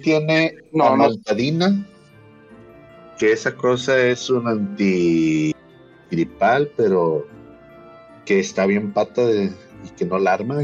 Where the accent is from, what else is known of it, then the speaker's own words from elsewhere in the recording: Mexico; somos mexicanos